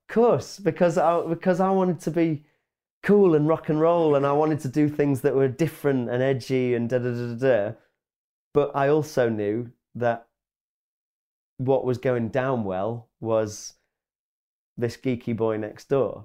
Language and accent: English; Grimsby, Yorkshire and the Humber, United Kingdom